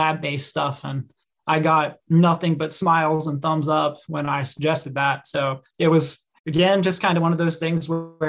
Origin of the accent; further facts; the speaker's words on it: Mid-Atlantic, United States; moved away as an adult; also born or lived in Mississippi / Chattanooga; I grew up in the Mid-Atlantic